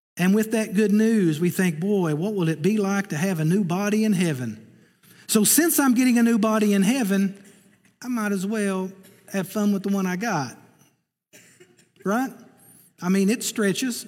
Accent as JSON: {"language": "English", "region": "Eastern Kentucky", "country": "United States", "said": "I'm from Eastern Kentucky"}